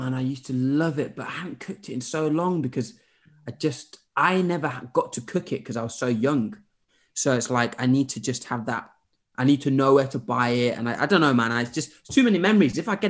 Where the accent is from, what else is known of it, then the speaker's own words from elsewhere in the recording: Zimbabwe; moved away; also born or lived in Derby / Sheffield / Birmingham / Norwich; I grew up in Zimbabwe. So I was in Derby until I was four.